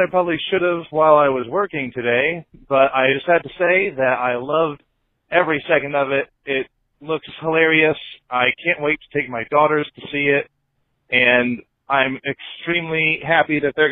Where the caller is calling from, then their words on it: Indiana, United States; I'm from Indiana